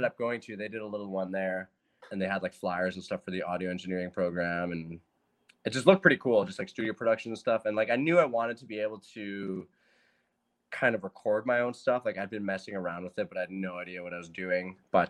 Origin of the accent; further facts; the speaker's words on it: Burns Lake, British Columbia, Canada; also born or lived in Switzerland; Dual citizenship. It's great stuff. But I grew up in a little place called Burns Lake, BC. Yeah, very small, 3,000 people, maybe like 10,000 surrounding area.